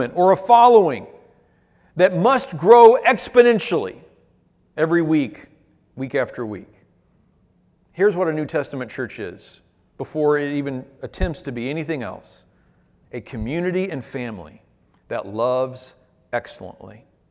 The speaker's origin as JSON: {"language": "English", "country": "United States", "said": "Our Achilles heel as American Christians"}